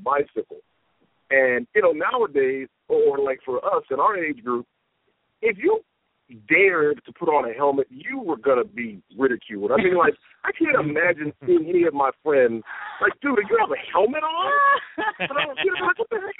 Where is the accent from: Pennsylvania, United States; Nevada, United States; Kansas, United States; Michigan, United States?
Michigan, United States; Detroit; moved away; I'm originally from Detroit